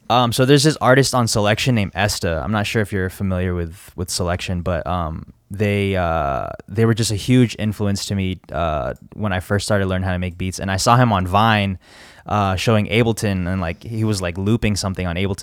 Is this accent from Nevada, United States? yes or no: yes; Las Vegas, Nevada, United States; also born or lived in Virginia; I was born in Virginia, uh, back in ninety-three, and then me and my parents moved to Vegas, uh, like, f, couple years after